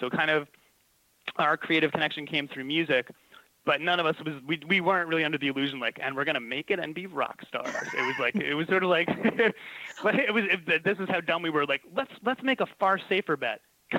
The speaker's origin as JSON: {"language": "English", "region": "New York", "country": "United States", "tie": "born or raised there", "said": "I grew up on Long Island in the hometown of John Philip Sousa, who does all, like, the marching band music and stuff."}